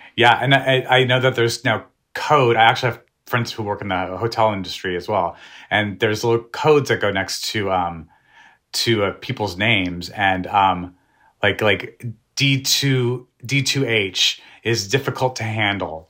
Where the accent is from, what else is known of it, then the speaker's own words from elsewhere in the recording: New Mexico, United States; I'm from New Mexico. We love the food we grew up eating